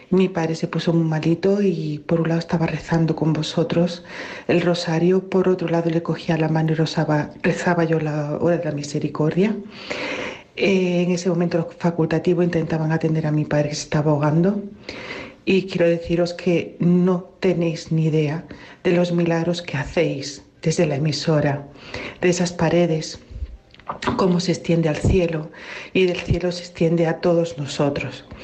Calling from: Málaga, Andalusia, Spain; Eh, buenos días … de Málaga. Llevo toda la semana confinada con mi padre en un hospital de aquí.

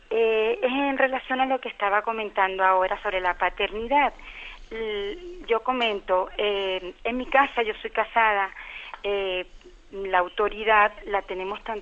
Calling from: Canary Islands, Spain; llamo de Gran Canaria, bendición.

